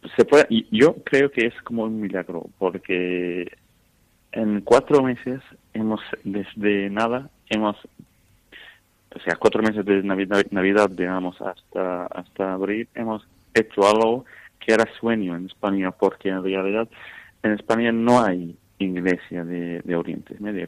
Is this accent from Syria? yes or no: yes; Syria; Spanish is a second language; now in Valencia, Spain; yo soy sirio